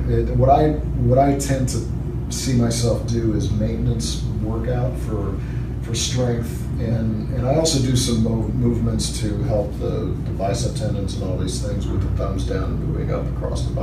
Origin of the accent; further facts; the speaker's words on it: St. Louis, Missouri, United States; Uh, Midwest St. Louis.